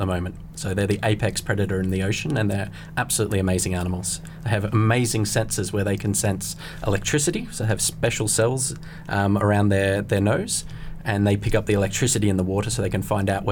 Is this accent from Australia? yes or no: yes; Australia; accent: Australian; now in London, United Kingdom; I'm Australian, as it might be able to detect in my accent